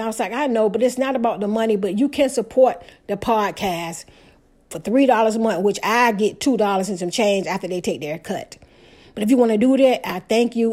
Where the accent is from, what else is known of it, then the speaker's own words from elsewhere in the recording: Portsmouth, Virginia, United States; the house I grew up in Portsmouth, Virginia